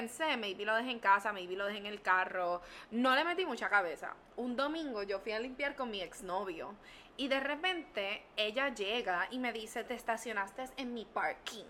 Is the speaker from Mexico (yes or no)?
no; San Juan, Puerto Rico; Ahora estoy en la 65 Infantería de San Juan